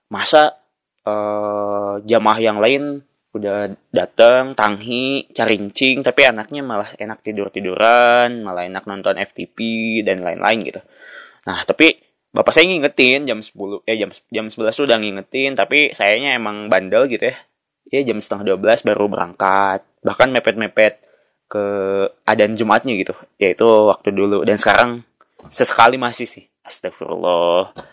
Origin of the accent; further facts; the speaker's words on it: Tasikmalaya, West Java, Indonesia; Ada loh yang jam 10 gitu di kampung saya di uh, pelosok di salah satu desa di Kabupaten Tasik.